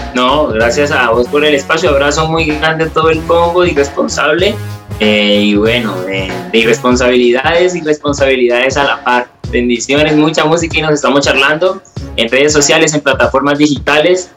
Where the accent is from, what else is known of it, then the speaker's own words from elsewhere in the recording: Cali, Valle del Cauca, Colombia; soy un músico de la ciudad de Cali, soy un artista caleño